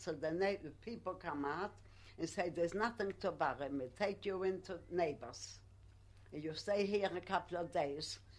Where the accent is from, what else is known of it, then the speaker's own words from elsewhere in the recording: Poland; English is a second language; now in United Kingdom; I come from Poland. I couldn't speak English